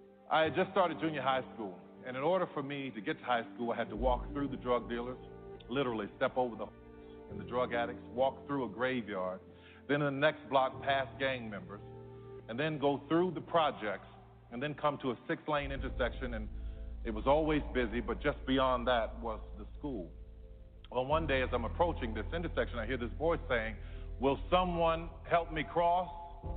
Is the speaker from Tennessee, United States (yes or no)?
no; New Orleans, Louisiana, United States; I grew up in New Orleans. My mother worked as a daycare assistant at the Jewish Community Center.